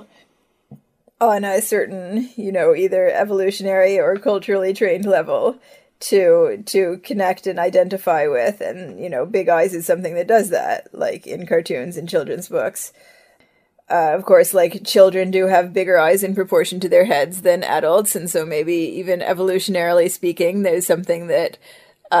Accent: Ohio, United States; also born or lived in Israel / Seattle; now in Vancouver, Canada; our Orthodox community that we grew up in Ohio

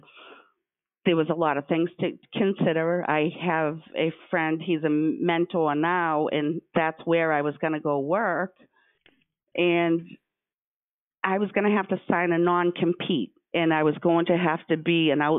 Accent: Stoughton, Massachusetts, United States; I was born and raised in Stoughton and have a lot of contacts in my own town

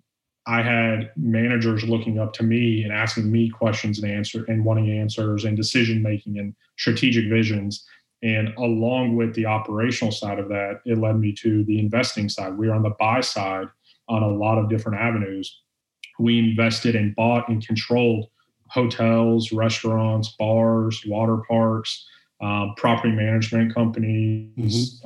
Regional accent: Orlando, Florida, United States; born and raised in Orlando, Florida

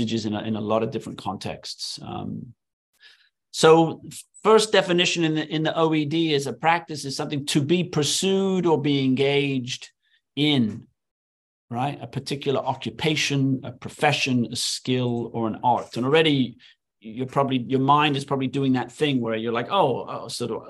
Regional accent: England, United Kingdom; moved away as an adult; now in United States; when I was growing up in England as a kid

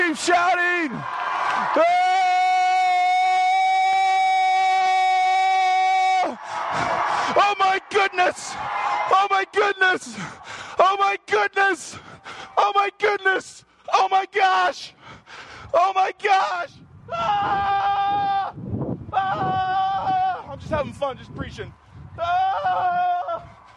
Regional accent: Hawaii, United States; I'm from Hawaii. I live at 2 feet.

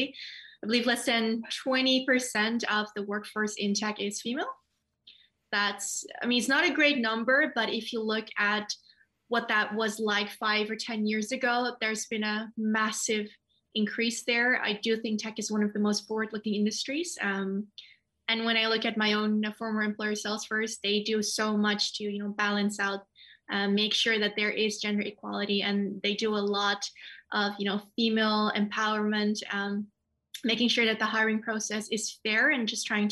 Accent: Netherlands; also born or lived in Nepal; We moved to the Netherlands when I was very young, so I pretty much grew up here

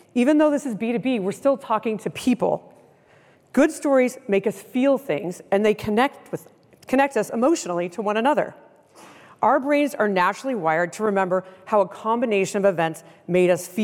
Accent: Seattle, Washington, United States; I'm from the Seattle area

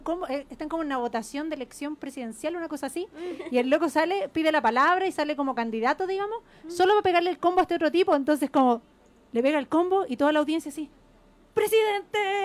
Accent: Santiago, Santiago Metropolitan Region, Chile; en mi adolescencia, digamos, acá en Santiago

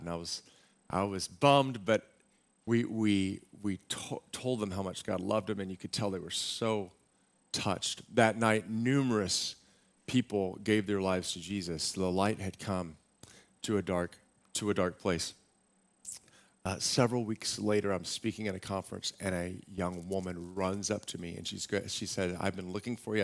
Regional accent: Austin, Texas, United States; moved away; also born or lived in Waco, Texas; I grew up in Austin, Texas

